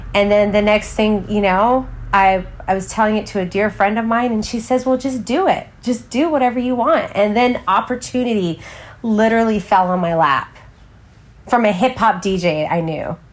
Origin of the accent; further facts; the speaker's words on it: Waco, Texas, United States; moved away; also born or lived in Crawford, Texas / Los Angeles; I grew up in the South in Waco, Texas, or Crawford, Texas